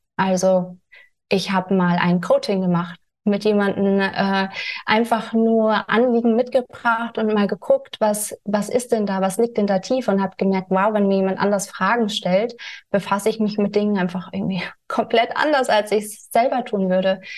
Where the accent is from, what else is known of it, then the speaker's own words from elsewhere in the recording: Germany; also born or lived in California; bin wieder nach Deutschland gekommen